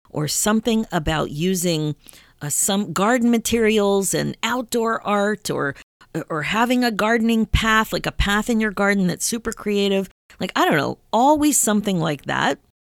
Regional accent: Pennsylvania, United States; we grew up in Pennsylvania

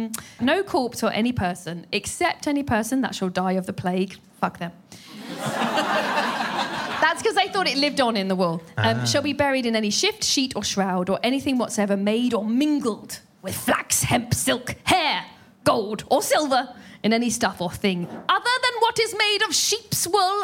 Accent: United Kingdom; I am sweating, but I am British.

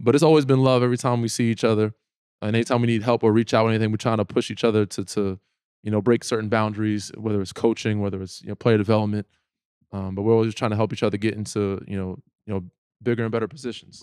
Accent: New York, United States; I'm from New York, I live in New York, my family's in New

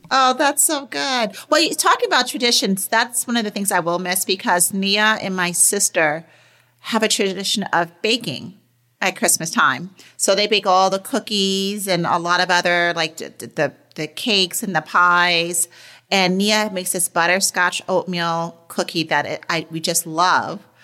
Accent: New York, United States; growing up in New York

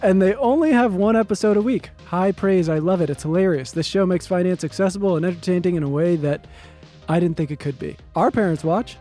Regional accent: East Coast, United States; now in Los Angeles, United States; we're both from the East Coast and we're in L

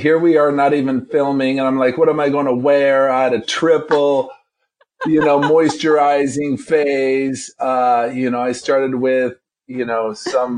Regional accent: northern Michigan, United States; I grew up on a Christmas tree farm in northern Michigan.

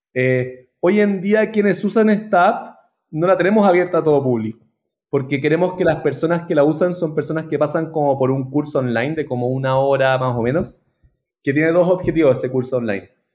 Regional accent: Santiago, Santiago Metropolitan Region, Chile; Trabajé en un par en Chile, yo soy de Santiago

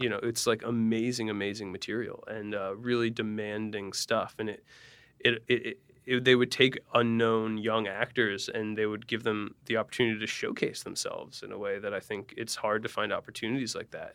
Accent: Allentown, Pennsylvania, United States; Allentown, Pennsylvania

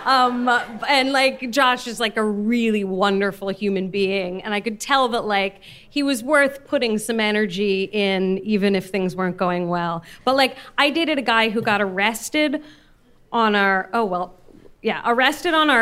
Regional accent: San Francisco, California, United States; born or raised there

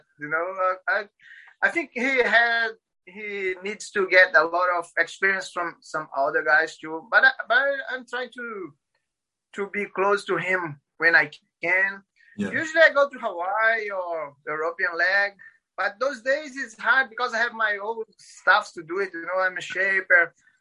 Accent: Paraíba, Brazil; English is a second language; moved away as an adult; also born or lived in Recife, Brazil; now in Florianópolis, Brazil; I'm originally from Paraíba, states in up north. But when I married, I moved to Recife.

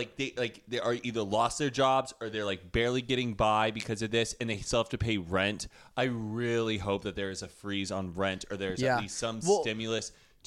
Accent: Texas, United States; moved away; And I'm like, me too?

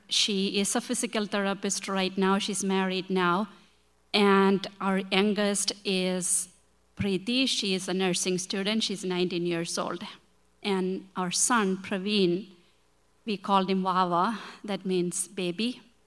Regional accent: India; English is a second language; moved away as an adult; now in Chicago, United States; we come from India

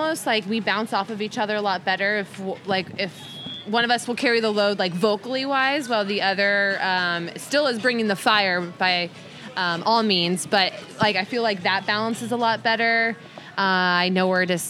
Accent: Torrance, California, United States; I grew up in Torrance.

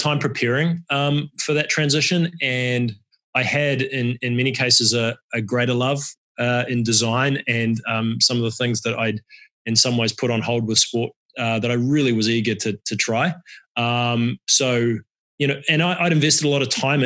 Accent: New Zealand; moved away as an adult; also born or lived in Cincinnati, United States / London, United Kingdom / San Rafael, United States; I grew up in New Zealand, left New Zealand to come to America on a soccer scholarship

